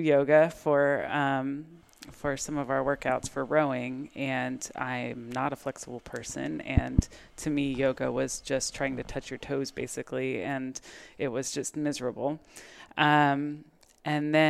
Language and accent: English; Texas, United States; also born or lived in New York / Spain / Guatemala; I am from Texas. Well, I was born in New York, raised in Texas